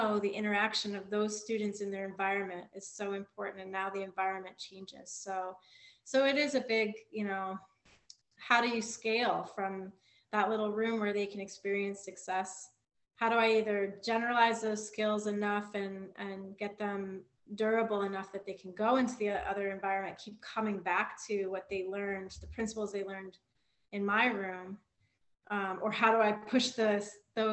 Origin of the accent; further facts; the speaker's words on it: Flint, Michigan, United States; I grew up like in Flint, Michigan